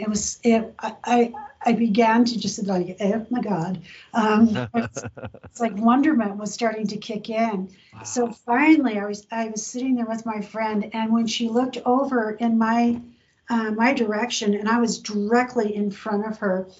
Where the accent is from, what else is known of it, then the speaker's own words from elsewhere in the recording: San Diego, California, United States; I grew up in San Diego.